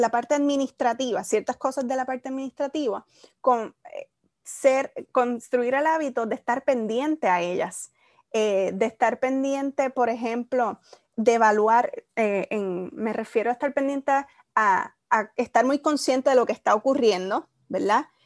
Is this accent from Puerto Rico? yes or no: yes; Isabela, Puerto Rico; moved away as an adult; also born or lived in Mayagüez, Puerto Rico; soy de Isabela. luego de estudiar 13 años en, el mismo colegio, me gradúo